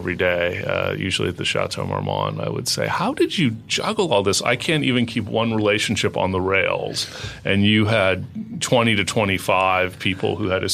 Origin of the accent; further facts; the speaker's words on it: Los Angeles, California, United States; moved away as an adult; also born or lived in New York; I moved from New York to Los Angeles a few years ago, even though I'm an LA native